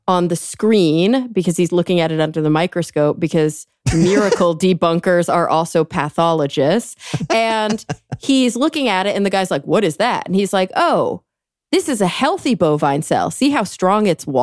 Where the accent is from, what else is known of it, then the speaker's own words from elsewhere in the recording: Texas, United States; I'm from Texas